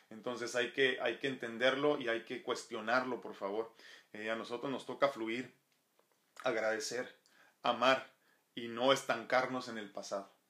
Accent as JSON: {"language": "Spanish", "country": "Mexico", "said": "obviamente soy mexicano, entonces tengo que hacerlo, ¿no? Si no, pues qué tan mexicano soy."}